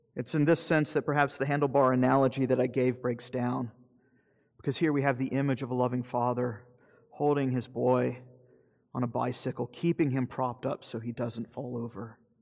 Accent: Florida, United States; I'm from Florida

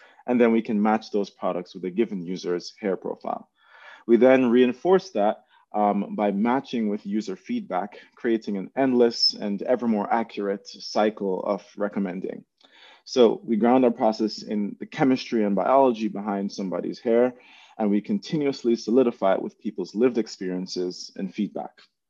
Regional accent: Jamaica; now in United States; before I came to the United States, I'm originally from Jamaica

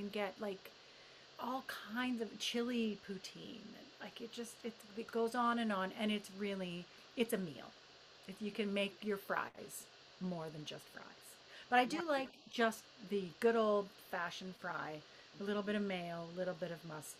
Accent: United Kingdom; I have a cup of tea because, you know, I'm British.

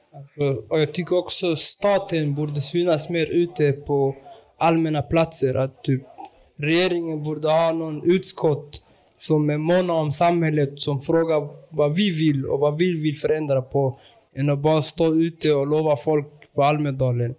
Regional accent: Malmö, Skåne, Sweden; jag är från Rosengård. Och jag utgår ofta att jag är Rosengårdsbo

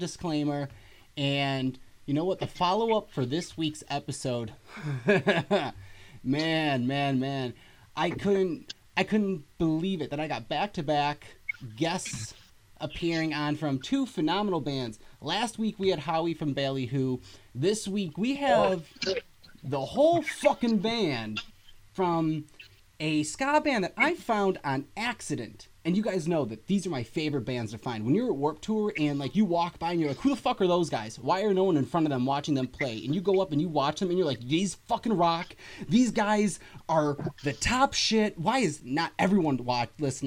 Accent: New Jersey, United States; We're all from New Jersey

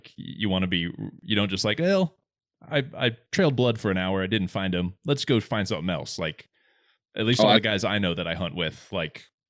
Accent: Arizona, United States; As an Arizona boy, where we do not have a single moose

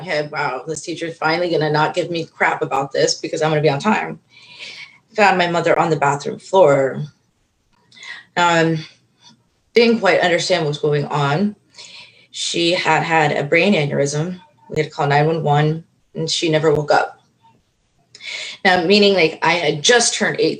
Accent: Florida, United States; actually born and raised in Florida

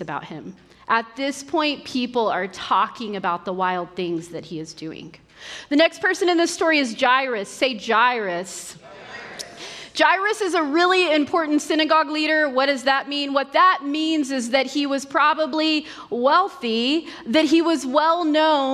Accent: Western Oklahoma, United States; I grew up in Western Oklahoma.

